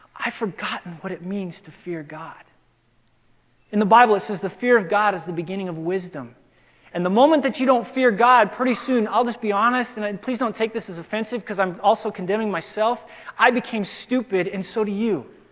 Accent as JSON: {"language": "English", "town": "LaGrange", "region": "Wyoming", "country": "United States", "tie": "born or raised there", "moved": "yes", "lives_now": "Simi Valley, United States", "said": "I grew up in Wyoming, of all places"}